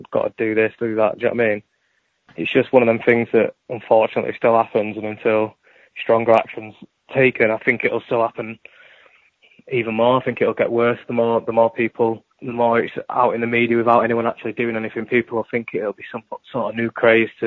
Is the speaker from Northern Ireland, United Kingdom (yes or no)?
no; Yorkshire and the Humber, United Kingdom; also born or lived in United States; I was raised in Yorkshire